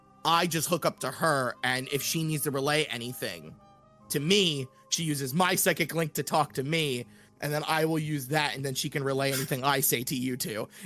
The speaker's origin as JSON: {"language": "English", "region": "Scotland", "country": "United Kingdom", "said": "I'm Scottish. I call everybody laddie."}